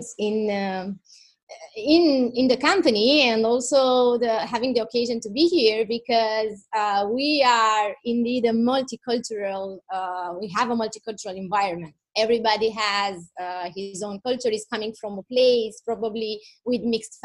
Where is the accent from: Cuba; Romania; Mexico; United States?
Romania; moved away as an adult; now in Italy